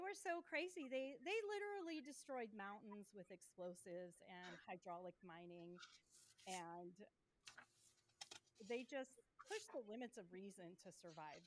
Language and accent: English; Auburn, California, United States; my hometown of Auburn